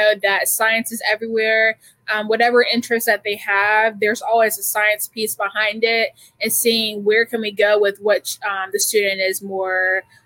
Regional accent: Chesapeake, Virginia, United States; growing up in Chesapeake, Virginia

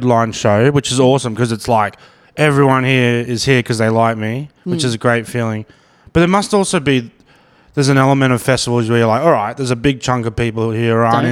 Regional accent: Brisbane, Queensland, Australia; I'm from Brisbane.

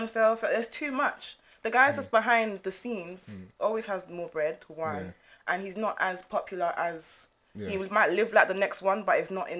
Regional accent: United States; moved away; I was born in America

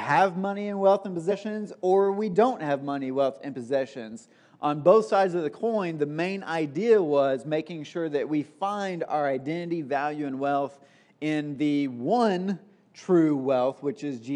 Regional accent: Tennessee, United States; moved away; I was actually back in Tennessee just for a couple of days this past week, which is where I'm from

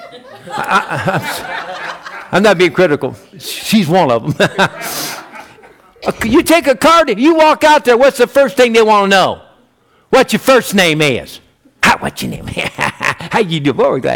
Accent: United States; I'm an American

